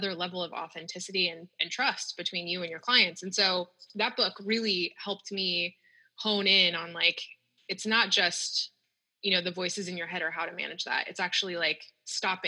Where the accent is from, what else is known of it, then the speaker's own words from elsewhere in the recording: Northern California, United States; I grew up in the Northern California, so it's hot most of the days